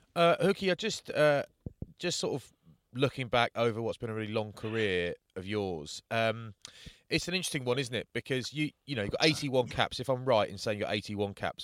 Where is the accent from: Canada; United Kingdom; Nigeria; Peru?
United Kingdom; being from sort of London or Bath